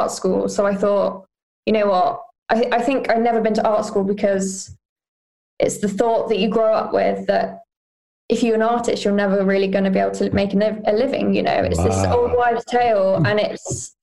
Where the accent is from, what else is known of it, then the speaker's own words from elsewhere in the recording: Newark, East Midlands, United Kingdom; moved away; also born or lived in Nottingham / Grantham / London; I was born in Nottingham, and then as four or five, I moved between villages around Newark and Grantham, Claypole or Bennington, Westborough